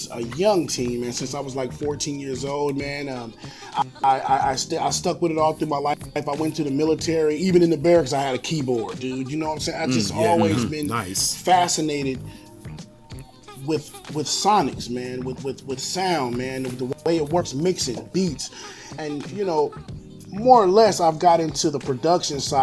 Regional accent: United States; moved away as an adult; now in Philippines; We as Black American men coming here

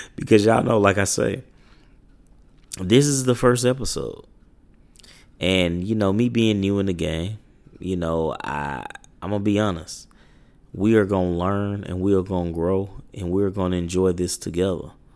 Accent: Little Rock, Arkansas, United States; I'm from Little Rock, Arkansas.

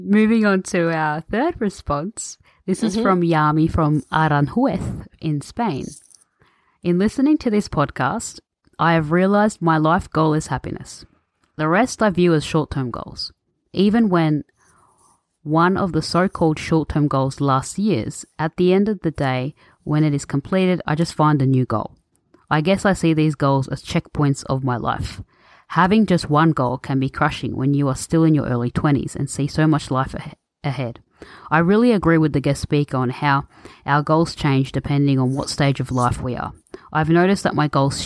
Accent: Australia; I'm born and raised in Australia

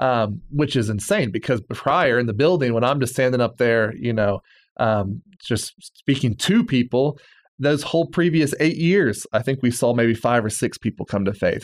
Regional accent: Bible Belt, Southern United States, United States; moved away as an adult; I'm from the Bible Belt.

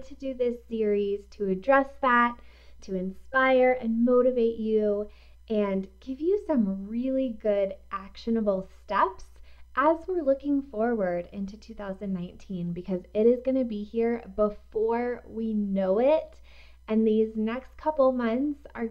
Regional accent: East Coast, United States; now in Colorado, United States; I am not originally from here. I'm from the East Coast, where fall is real

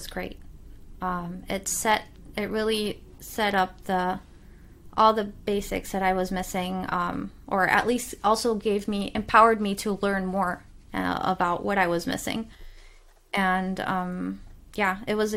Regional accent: Cologne, North Rhine-Westphalia, Germany; moved away; I had already been very isolated growing up in Cologne

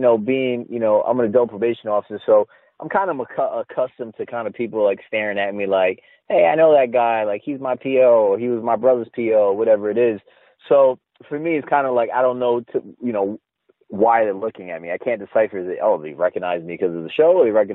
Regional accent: East Coast, United States; also born or lived in Connecticut; I'm from the East Coast

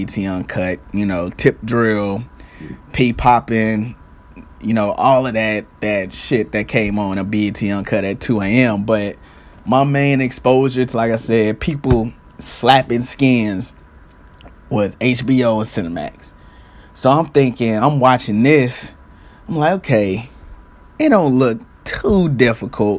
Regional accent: St. Louis, Missouri, United States; I'm from St. Louis. I stayed in a little municipality called Jennings at the time.

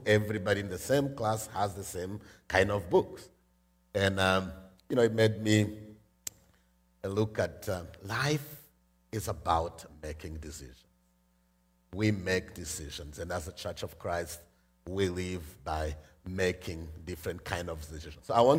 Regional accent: Rwanda; I am from Rwanda

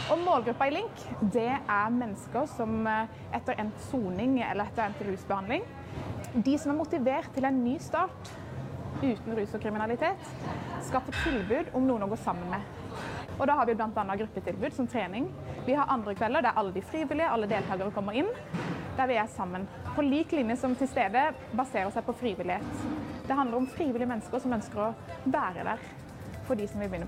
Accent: South Sudan; Norwegian is a second language; now in Norway; Jeg kommer fra Sør-Sudan. Jeg kom til Norge i 2019.

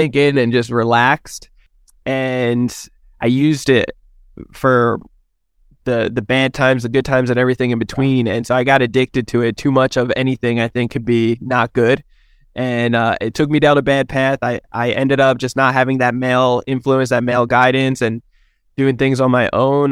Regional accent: New Jersey, United States; now in San Diego, United States; I'm originally from New Jersey, but I live here in San Diego, California

